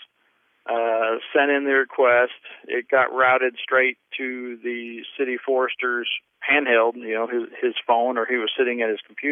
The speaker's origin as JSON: {"language": "English", "town": "Carbondale", "region": "Illinois", "country": "United States", "tie": "born or raised there", "accent": "southern", "said": "I was born and raised here in Carbondale. Illinois"}